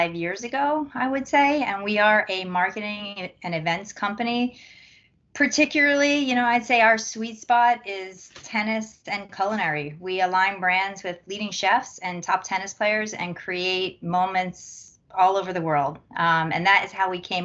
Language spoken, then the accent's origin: English; Philadelphia, Pennsylvania, United States; I'm from Philadelphia